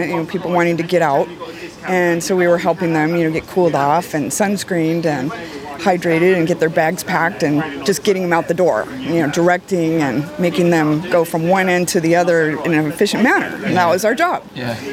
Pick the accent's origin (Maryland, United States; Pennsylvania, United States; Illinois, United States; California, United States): California, United States; Rancho Cucamonga; from Rancho Cucamonga, California.